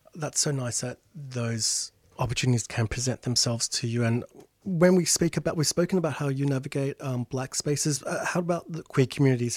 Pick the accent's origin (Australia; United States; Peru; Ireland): Australia; Sydney, New South Wales; my folks' place, you know, in real suburbia Sydney